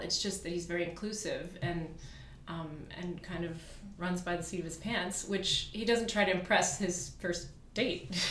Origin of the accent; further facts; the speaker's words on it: Virginia, United States; moved away as an adult; also born or lived in Iran / Hamburg, Germany; I grew up in Virginia. So I'm German. German parents, born in Iran